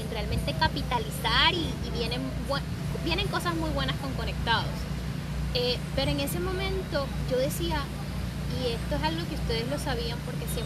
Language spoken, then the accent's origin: Spanish; Venezuela; accent: Venezuelan; Tenía más acento venezolano.